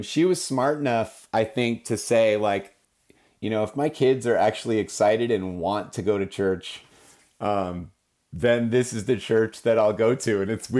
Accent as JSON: {"language": "English", "region": "Pacific Northwest", "country": "United States", "tie": "born there", "said": "I was born in the Pacific Northwest as a kid, kind of traveled around a lot. Our family moved around with my dad's jobs"}